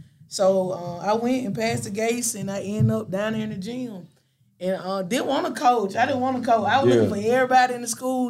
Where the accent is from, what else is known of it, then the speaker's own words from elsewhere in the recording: West Point, Georgia, United States; I'm from West Point.